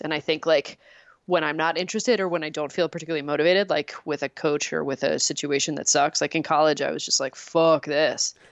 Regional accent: Canada; I am from Canada

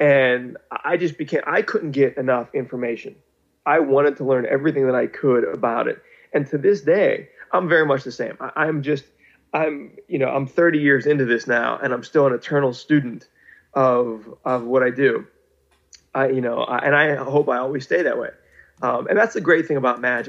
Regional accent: Pittsburgh, Pennsylvania, United States; moved away; I'm from Pittsburgh

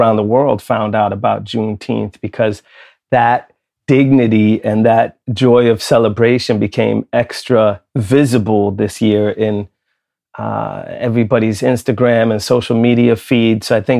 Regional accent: Lund, Skåne, Sweden; I grew up in Lund in Sweden. I was one of only three kids of color in my entire school for my first 6 years of school.

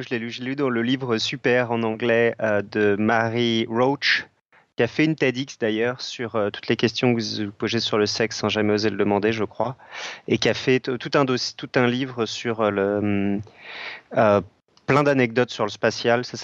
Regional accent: Belgium; Déjà, je suis belge, donc c'est mal parti.

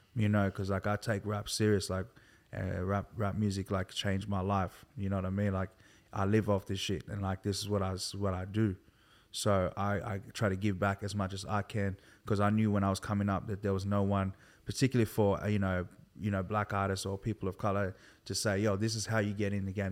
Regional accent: Sydney, New South Wales, Australia; also born or lived in Milperra, Sydney / countryside near Campbelltown; I grew up in, um, in Liverpool, particularly Hoxton Park

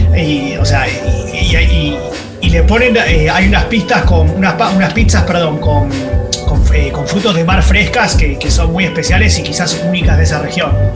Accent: Argentina; como buen argentino

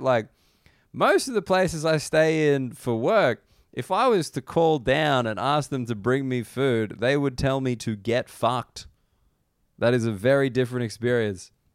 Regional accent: Australia; I'm an Australian person

